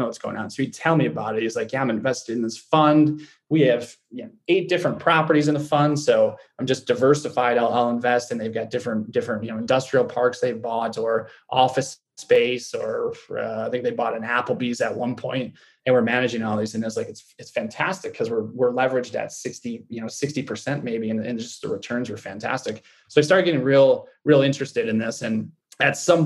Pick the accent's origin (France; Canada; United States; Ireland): United States; Michigan; county that I grew up at in Michigan.